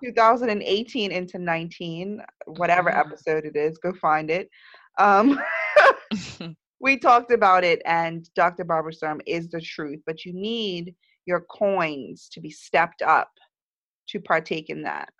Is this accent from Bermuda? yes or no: yes; Bermuda; moved away; growing up in Bermuda, nothing ships here